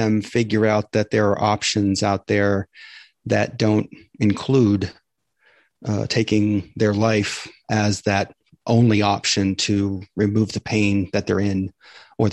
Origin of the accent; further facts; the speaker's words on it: Maine, United States; now in Tampa, United States; I grew up in Maine